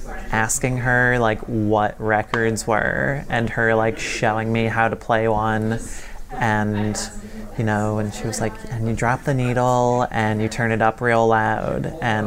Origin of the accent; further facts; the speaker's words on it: Manchester, Connecticut, United States; I grew up in Manchester.